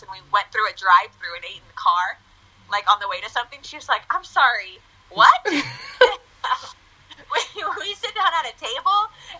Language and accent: English; United States; because growing up in the States, like I don't have any family here. Mm-hmm. And then we would go back to Argentina